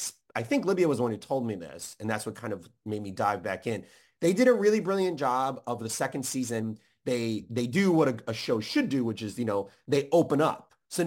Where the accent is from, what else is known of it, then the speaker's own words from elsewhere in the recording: Chicago, Illinois, United States; I'm from Chicago.